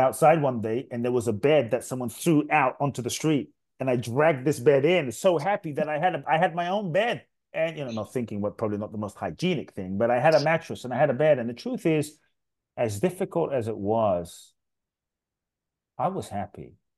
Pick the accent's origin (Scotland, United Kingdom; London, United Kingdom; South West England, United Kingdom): London, United Kingdom; moved away as an adult; also born or lived in Ghana; I grew up in London, uh, till I was eighteen. South London, Peckham, Brixton, Dulwich.